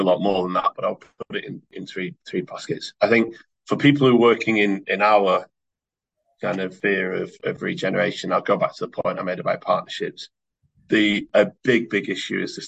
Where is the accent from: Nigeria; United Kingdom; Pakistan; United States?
United Kingdom; Oldham, North West England; I'm from Oldham, so I look and sound like a number of people across the table from me in Oldham